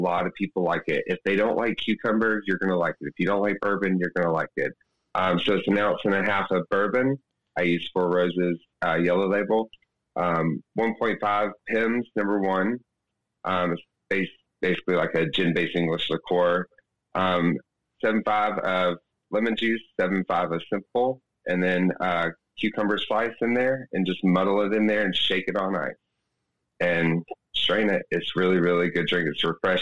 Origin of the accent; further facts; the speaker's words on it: an hour south of Atlanta, Georgia, United States; moved away as an adult; now in Birmingham, United States; I'm originally from an hour south of Atlanta, but I started bartending in Atlanta, Georgia, for about 9 years there, and now I live in Birmingham, Alabama